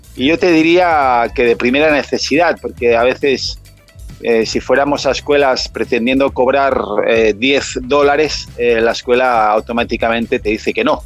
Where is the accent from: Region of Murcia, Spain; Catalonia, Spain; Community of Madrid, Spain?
Catalonia, Spain; moved away as an adult; yo en mi país hacía de esto